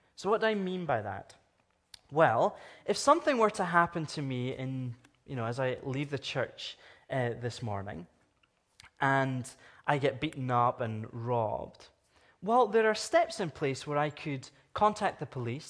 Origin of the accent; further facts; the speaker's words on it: Scotland, United Kingdom; now in Canada; I'm from Scotland. I'm from the United Kingdom.